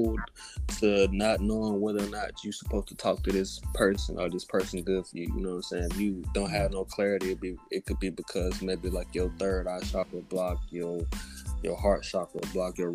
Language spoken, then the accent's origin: English; Alabama, United States; I'm from Alabama.